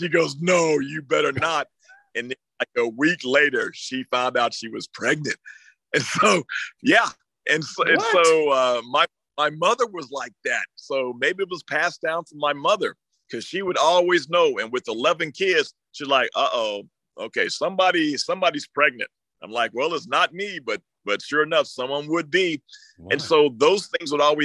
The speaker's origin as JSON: {"language": "English", "town": "Oklahoma City", "region": "Oklahoma", "country": "United States", "tie": "born or raised there", "moved": "yes", "said": "they had a day for me back in Oklahoma City, you know, my high school, you know, everybody showed up"}